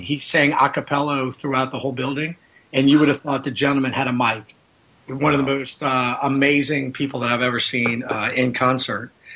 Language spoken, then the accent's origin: English; Louisiana, United States; I grew up here with in Louisiana